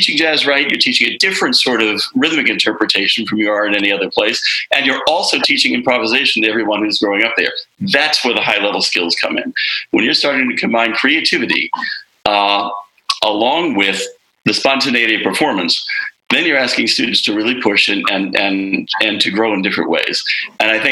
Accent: Arlington, Virginia, United States; moved away as an adult; also born or lived in Boston, Massachusetts; up in the Washington, D.C. area at Arlington, Virginia

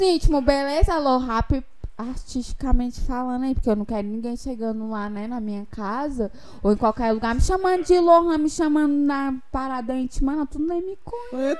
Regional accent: Taguatinga, Federal District, Brazil; born or raised there; also born or lived in Ceilândia / Riacho Fundo

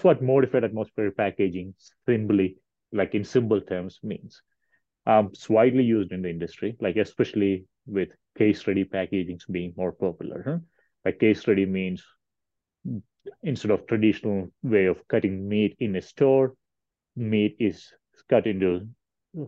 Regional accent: India; moved away as an adult; also born or lived in Kentucky; now in Colorado, United States; I'm originally from India.

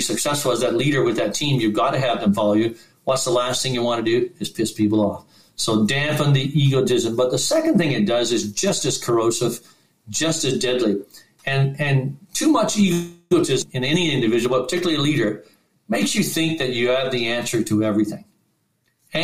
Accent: Newfoundland and Labrador, Canada; I'm a Newfoundlander

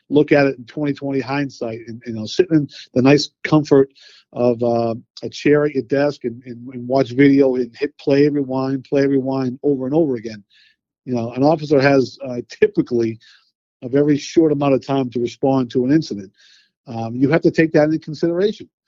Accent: Boston, Massachusetts, United States; Uh, Boston, Massachusetts

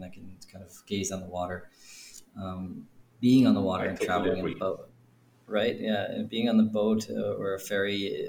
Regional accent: United States; also born or lived in Manhattan, New York City; now in Prague, Czech Republic; I grew up, I was born in Manhattan, grew up in the suburbs. And so that the town that I grew up in outside of New York City

